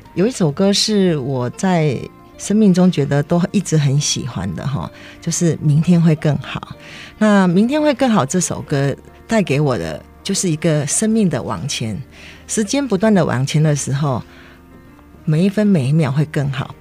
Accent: Kinmen County, Taiwan; moved away; also born or lived in Zhubei; 我是金门人，我爸爸生了七个小孩，然后我是老二

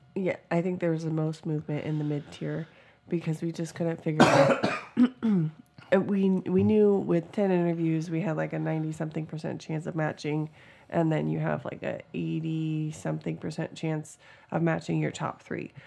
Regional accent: Washington, United States; moved away as an adult; now in Georgia, United States; we're originally from Washington

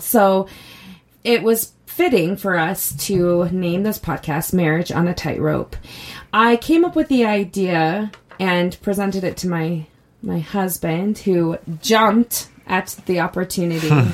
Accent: Utah, United States; I grew up here in Utah

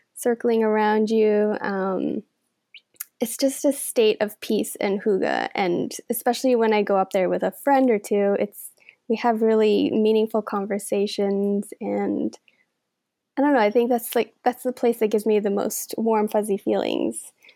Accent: Denmark; now in Canada; I was born in Denmark and raised there

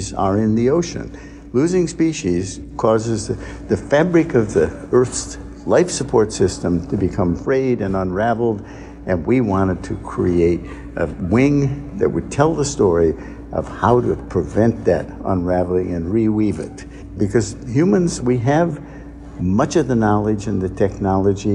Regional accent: Lake Huron in Michigan, United States; moved away as an adult; also born or lived in Winchester, Massachusetts / Baltimore, Maryland; now in Long Beach, United States; I grew up on Lake Huron in Michigan

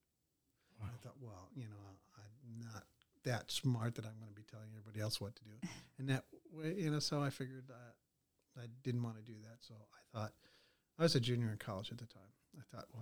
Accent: Chicago suburbs, Illinois, United States; now in Greene County, United States; I grew up in the Chicago suburbs.

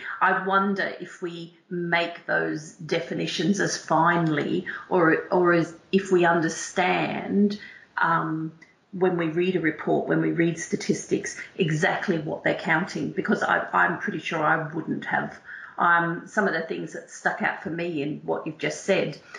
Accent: Australia; accent: Australian twang; moved away as an adult; also born or lived in England; now in United Kingdom; you can all hear from my twang that I am not English born and bred. I'm actually an Aussie. Who's been here for 18 years

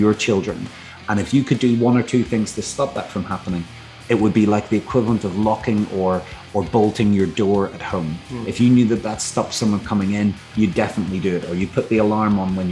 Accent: Northern Ireland, United Kingdom; I grew up in Northern Ireland, in actually quite a rural area of Northern Ireland

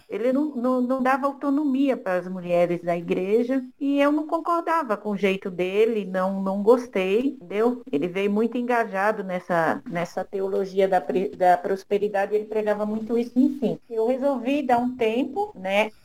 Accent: Recife, Pernambuco, Brazil; eu sou do Recife

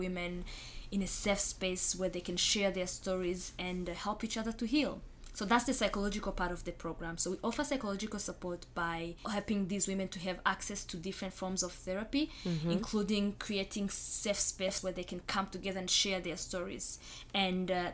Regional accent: Rwanda; moved away; I was born and raised in Rwanda myself as a genocide survivor. I grew up in Rwanda with a lot of survivors around me.

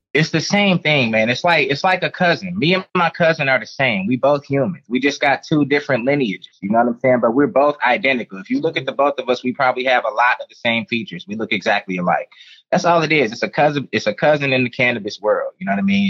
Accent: Detroit, Michigan, United States; I grew up in Detroit. Shout out to my city, Detroit, Michigan

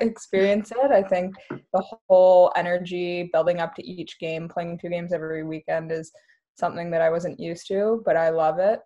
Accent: Vancouver, British Columbia, Canada; moved away as an adult; now in Kingston, Canada; I'm from Vancouver, BC originally

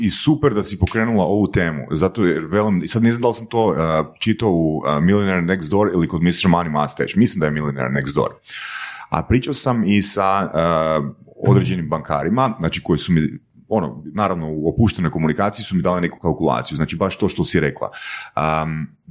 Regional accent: Varaždin, Varaždin County, Croatia; now in Zagreb, Croatia; Ja sam iz Varaždina rodom

